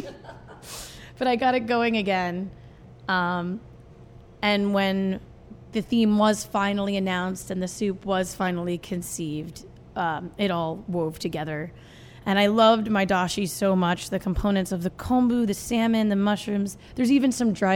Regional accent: New Jersey, United States; also born or lived in New York City; I was born in the city and grew up in New Jersey with her

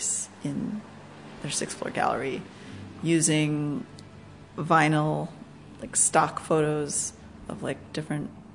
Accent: Chicago, Illinois, United States; now in New York, United States; I'm originally from Chicago. I live in New York now, and I've lived a lot of places in between those two

